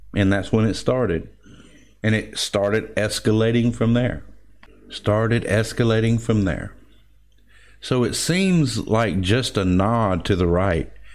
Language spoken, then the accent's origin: English; Georgia, United States; I'm from Georgia and we're a, a, red state